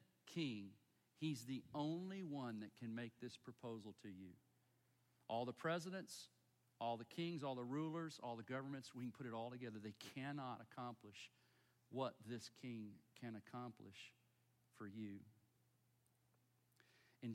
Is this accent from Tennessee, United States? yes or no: yes; Chattanooga, Tennessee, United States; I was born in Chattanooga, Tennessee, to folks that were born in Chattanooga, Tennessee, and we've got hillbilly roots